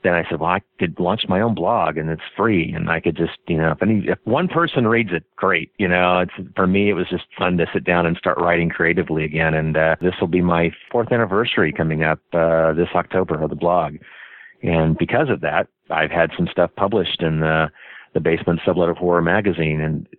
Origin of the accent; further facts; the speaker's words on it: Wichita, Kansas, United States; Richard from Kansas City doesn't flow.